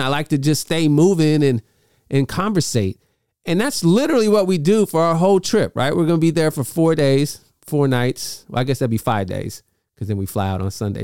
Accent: Bay Area, California, United States; We grew up in the Bay Area

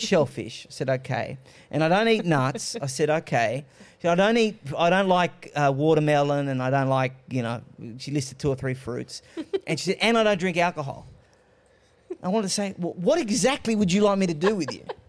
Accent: Australia; I was born in Australia, but I'm of Greek heritage.

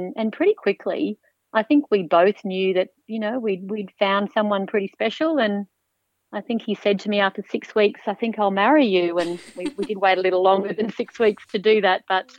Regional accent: Orange, New South Wales, Australia; moved away as an adult; also born or lived in Mount Isa, Queensland; I grew up on a hobby farm in central western New South Wales. And, you know, mum and dad both worked off farm, but we always had horses and a few cattle in the paddock.

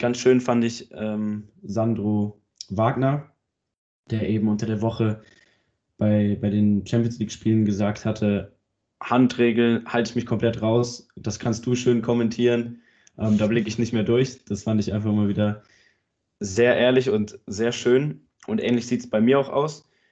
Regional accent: Germany; Ich bin Deutscher.

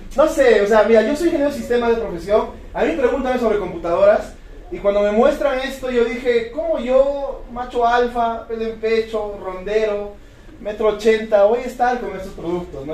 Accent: Cusco, Peru; Yo vengo de la ciudad de Cusco, yo nací, crecí, me reproduje ahí

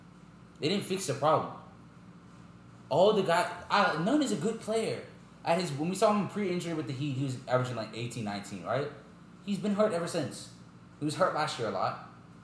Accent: Jamaica; I'm Jamaican.

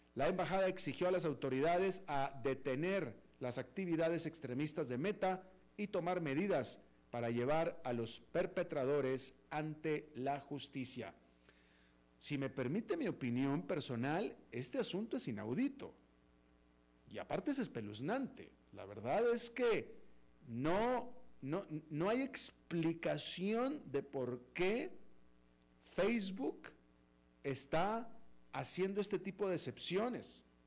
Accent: Mexico; now in United States; como ciudadano americano incluso, pero soy de nacimiento mexicano

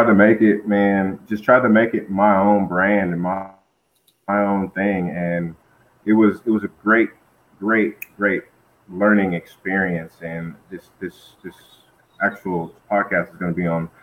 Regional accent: Flint, Michigan, United States; moved away; also born or lived in Albuquerque, New Mexico; I was born and raised in Flint, Michigan

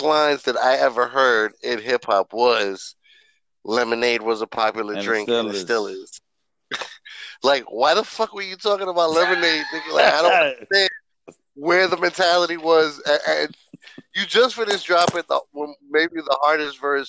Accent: New York City, New York, United States; moved away as an adult; now in Tampa, United States; growing up in the South Bronx

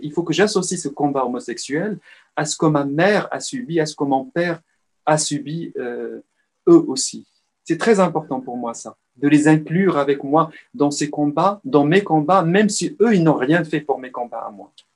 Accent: Salé, Rabat-Salé-Kénitra, Morocco; moved away; je suis né à Rabat en soixante-treize, mais j'ai dé-, passé la, l'essentiel de ma vie marocaine à Salé

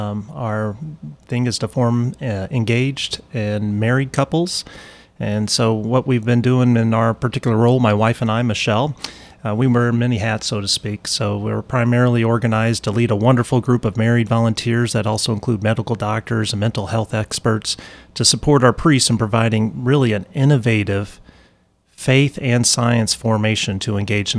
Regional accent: Illinois, United States; also born or lived in Dallas; now in Indianapolis, United States; Yeah, I'm not originally from the Indianapolis area. I'm East Central Illinois. Okay. Is where my parents are and where I was born and raised.

